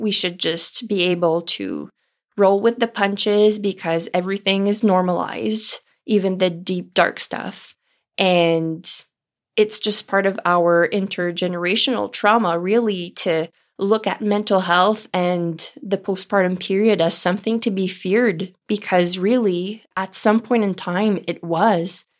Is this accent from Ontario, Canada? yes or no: yes; Ontario, Canada; first language French; English is a second language; my first language is French. And even though I was born and raised in Ontario, Canada, myself and my whole family speak French